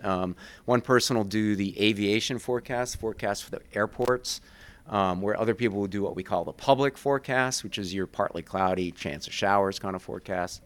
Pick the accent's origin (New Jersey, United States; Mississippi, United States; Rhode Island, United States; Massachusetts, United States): Rhode Island, United States; moved away as an adult; also born or lived in Vermont; now in Burlington, United States; I grew up in Rhode Island